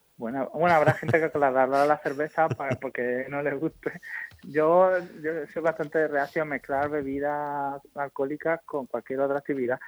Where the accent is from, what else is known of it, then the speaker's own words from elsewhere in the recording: Spain; como los españoles